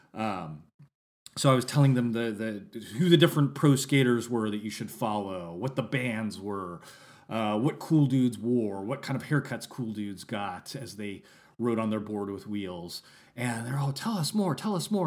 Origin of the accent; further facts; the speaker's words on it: Santa Rosa, California, United States; I had gone to a school in Santa Rosa, California for fourth and fifth grade, and then we moved, and I was going to a new school for sixth grade